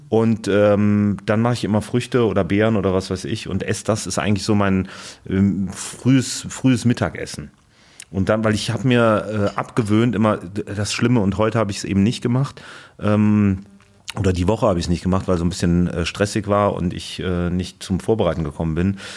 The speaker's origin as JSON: {"language": "German", "town": "Cologne", "region": "North Rhine-Westphalia", "country": "Germany", "tie": "born or raised there", "moved": "yes", "lives_now": "Berlin, Germany", "said": "ich als gebürtiger Kölner"}